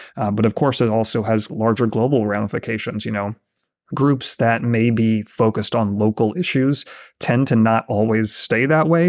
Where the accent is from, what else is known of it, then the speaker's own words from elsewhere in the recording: United States; me being an American